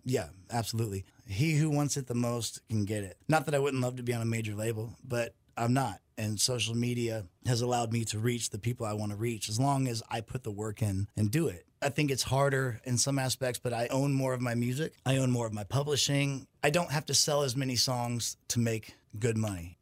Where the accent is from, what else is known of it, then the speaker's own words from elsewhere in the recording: Arizona, United States; I'm from Arizona